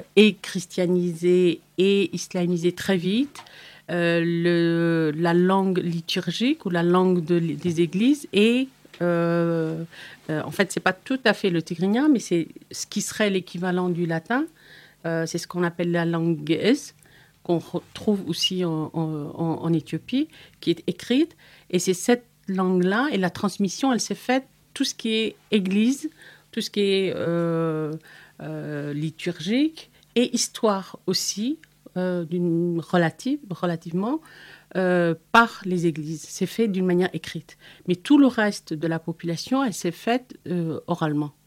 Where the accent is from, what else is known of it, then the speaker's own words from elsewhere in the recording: Eritrea; moved away; je viens de l'Afrique de l'Est, euh, de l'Érythrée précisément